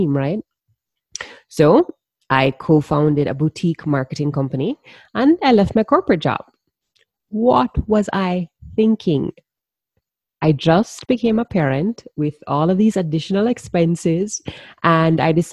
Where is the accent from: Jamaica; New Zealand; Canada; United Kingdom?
Jamaica; I'm from the Caribbean, and if you didn't already pick up the accent, I'm a proud Jamaican woman.